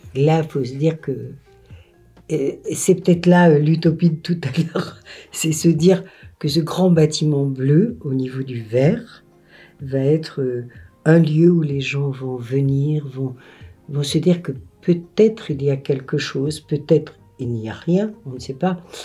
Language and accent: French; Auvergne-Rhône-Alpes, France; also born or lived in Paris / Vermonton; now in Fontaines, France; moi je viens euh, de, de Rhône-Alpes, et je suis une Rhône-Alpine et parisienne